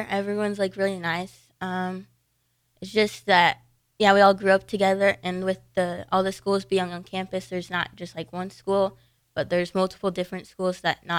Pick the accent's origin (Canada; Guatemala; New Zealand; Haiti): Haiti; now in United States; I'm from Haiti, which is not in the U.S.